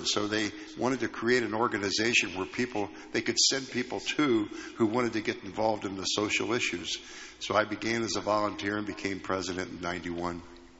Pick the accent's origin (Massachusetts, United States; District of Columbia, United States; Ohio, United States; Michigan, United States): Ohio, United States; Cincinnati; I was born and raised in Cincinnati and raised in a Christian home.